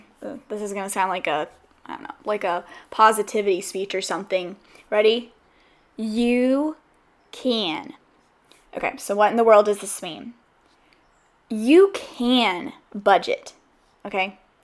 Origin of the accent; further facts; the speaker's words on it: the South, United States; because I'm from the South, and I know that we get a bad rap for saying, hey, I'll have you over sometime, and then we don't do anything about it. And so I came to the West Coast kind of in that mindset